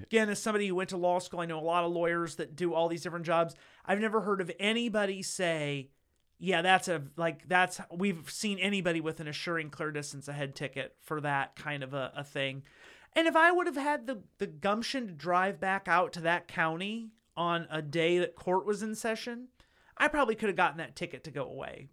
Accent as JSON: {"language": "English", "region": "Northeast Ohio", "country": "United States", "tie": "born or raised there", "said": "I grew up in a town that's that's uh you know Northeast Ohio"}